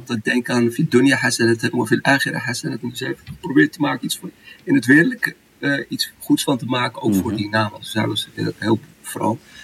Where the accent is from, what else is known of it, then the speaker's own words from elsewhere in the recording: Morocco; now in Netherlands; Ik ben in de mooie Tjara Msouda geboren.